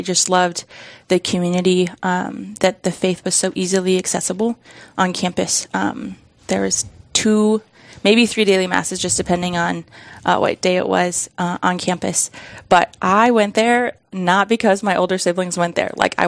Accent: outside of Sioux Falls, South Dakota, United States; I grew up outside of Sioux Falls

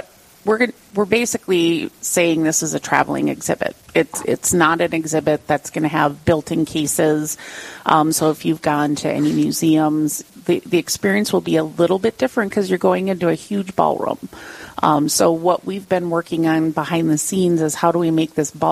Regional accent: Iron Range, Minnesota, United States; I grew up on the Iron Range

